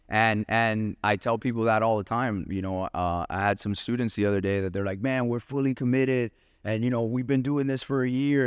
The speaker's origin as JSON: {"language": "English", "town": "Miami", "region": "Florida", "country": "United States", "said": "we're both from Miami, same mentality"}